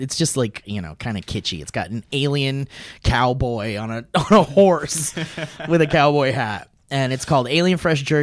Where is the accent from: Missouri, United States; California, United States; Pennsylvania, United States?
California, United States; Oxnard; I grew up in Oxnard